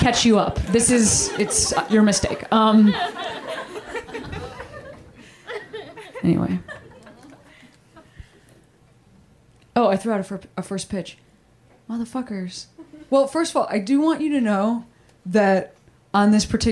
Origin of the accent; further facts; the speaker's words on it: Chicago, Illinois, United States; I threw out a first pitch for the Chicago Cubs. My hometown